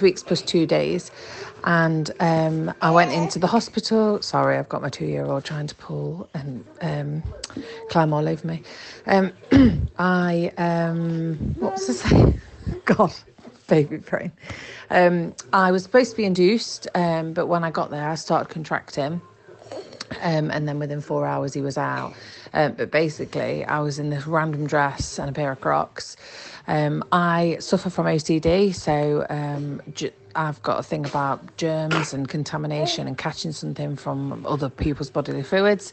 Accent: Nottingham, East Midlands, United Kingdom; I'm from Nottingham

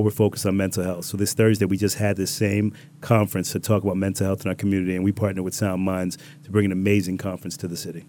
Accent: Riviera Beach, Florida, United States; also born or lived in Bronx, New York / Jamaica (ancestry); my family moved down when I was five years old, and we've been down in Palm Beach ever since, in West Palm and Revere Beach

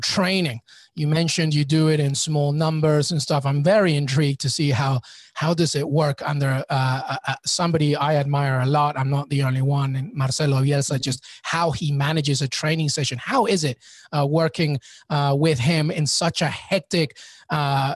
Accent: New York City, New York, United States; I'm in New York City. Yeah. I'm a New Yorker.

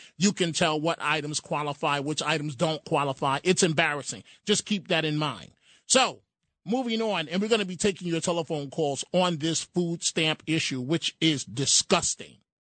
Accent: New York City, New York, United States; When I was growing up in New York City, it was actual food stamps.

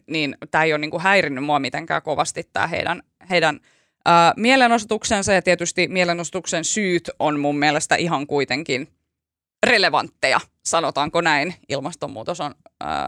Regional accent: Turku, Southwest Finland, Finland; mä oon Turusta

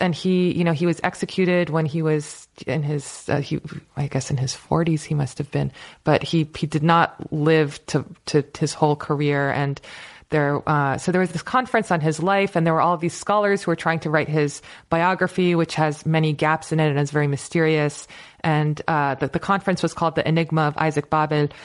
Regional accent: United States; also born or lived in Turkey (ancestry); my parents were, were, you know, immigrated to America as, as scientists

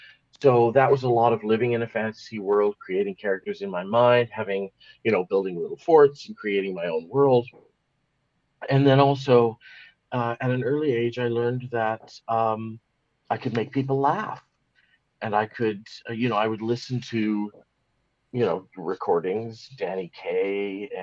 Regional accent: Seattle, Washington, United States; born there; I was born in Seattle, Washington, USA, which is just across the border from Vancouver, Canada. My mother was from Vancouver. My father was from Seattle.

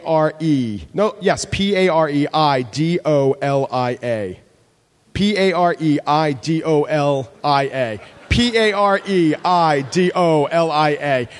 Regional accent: New York, United States; I'm from New York

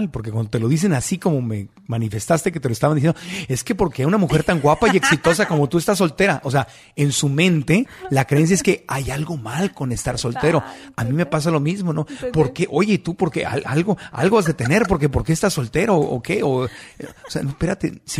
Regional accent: Mexico; como mexicano, como latino

